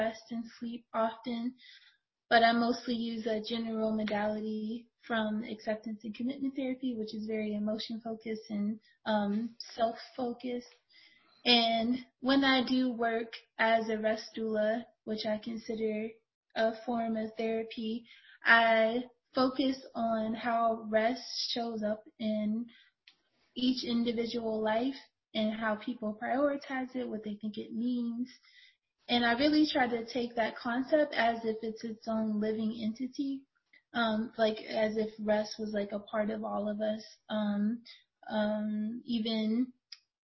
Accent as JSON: {"language": "English", "town": "Youngstown", "region": "Ohio", "country": "United States", "tie": "born or raised there", "said": "I grew up in Youngstown, Ohio"}